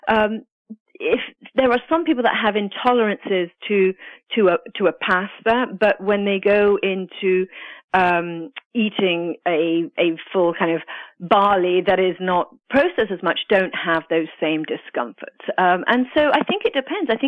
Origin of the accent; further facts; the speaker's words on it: United Kingdom; also born or lived in Italy; now in United States; I'm actually Italian and grew up in the UK